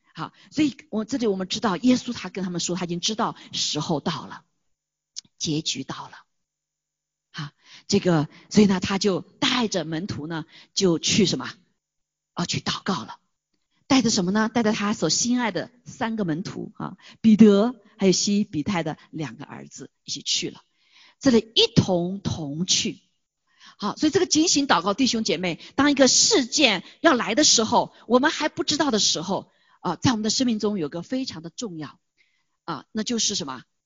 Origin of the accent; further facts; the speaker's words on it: China; moved away; 我们作为中国人比较专注，就知道中国的事情